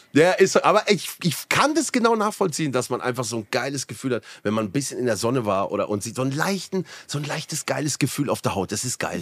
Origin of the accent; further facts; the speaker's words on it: Black Forest, Baden-Württemberg, Germany; Ich komme ja auch hier aus dem Schwarzwald